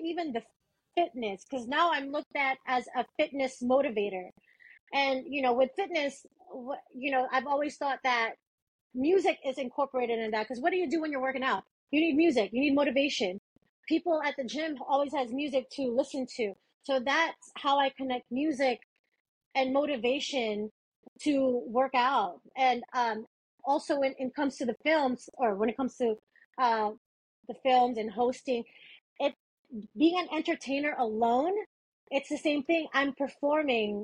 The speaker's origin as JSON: {"language": "English", "town": "Manila", "region": "Metro Manila", "country": "Philippines", "tie": "born or raised there", "moved": "yes", "lives_now": "United States", "said": "I'm originally from the Philippines"}